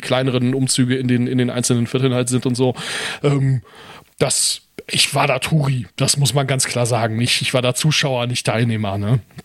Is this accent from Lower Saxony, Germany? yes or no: yes; Wilhelmshaven, Lower Saxony, Germany; ich bin hier in Wilhelmshaven geboren